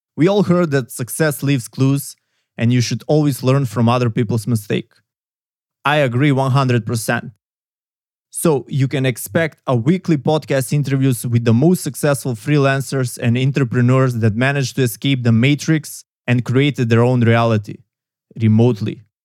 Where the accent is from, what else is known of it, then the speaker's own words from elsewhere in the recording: North Macedonia; I come from Macedonia, southeastern Europe